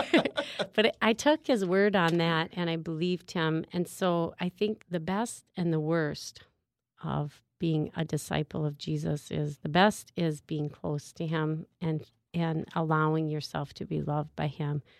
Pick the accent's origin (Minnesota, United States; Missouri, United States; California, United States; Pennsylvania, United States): Minnesota, United States; St. Paul; I'm from St. Paul, Minnesota, and actually live in South St. Paul, Minnesota